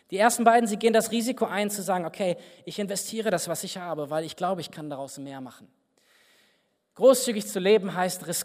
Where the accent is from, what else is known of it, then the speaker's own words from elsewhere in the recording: Berlin, Germany; Ich bin nach Berlin gefahren, wo ich herkomme, und saß dann beim Kaffeetrinken mit einem Mann aus der Gemeinde zusammen, aus der ich komme